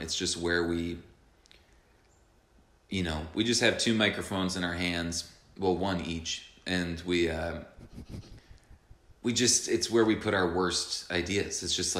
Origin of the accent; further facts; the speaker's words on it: New York, United States; I'm walking here. I'm a New Yorker.